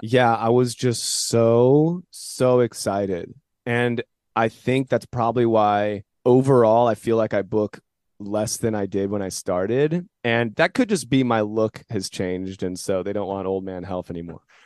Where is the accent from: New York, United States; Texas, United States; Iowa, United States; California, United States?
California, United States; San Jose; Born and raised in San Jose.